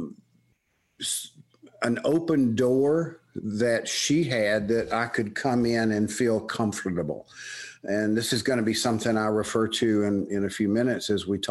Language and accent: English; Birmingham, Alabama, United States; accent: Southern; moved away as an adult; also born or lived in Tuscaloosa, Alabama / State College, Pennsylvania; I was born and raised in Birmingham, Alabama